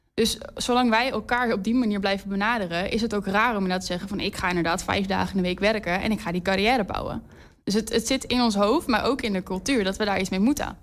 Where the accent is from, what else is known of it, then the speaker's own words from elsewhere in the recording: Amsterdam, North Holland, Netherlands; moved away as an adult; also born or lived in Twente; now in Enschede, Netherlands; ik kom oorspronkelijk uit Amsterdam